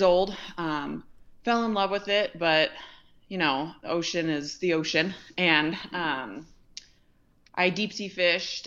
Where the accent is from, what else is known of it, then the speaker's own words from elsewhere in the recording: Ventura, California, United States; I was born and raised in Ventura, California